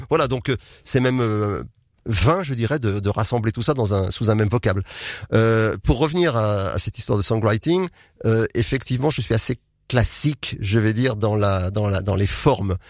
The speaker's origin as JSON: {"language": "French", "town": "Nantes", "region": "Pays de la Loire", "country": "France", "moved": "as an adult", "lives_now": "Marcq-en-Barœul, France", "said": "Je suis nantais."}